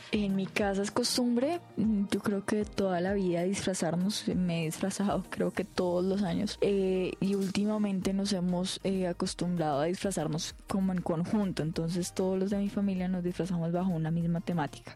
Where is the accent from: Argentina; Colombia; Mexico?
Colombia; en países como Colombia no tenemos una tradición tan marcada